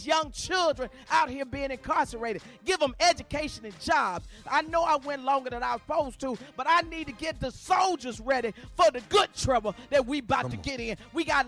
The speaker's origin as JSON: {"language": "English", "town": "Chicago", "region": "Illinois", "country": "United States", "tie": "born or raised there", "said": "I'm from Chicago. I'm raised in Chicago"}